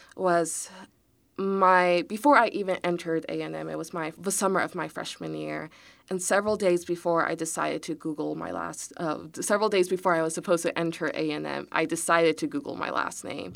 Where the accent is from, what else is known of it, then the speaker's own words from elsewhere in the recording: Houston, Texas, United States; also born or lived in College Station, Texas; I was born and raised in Houston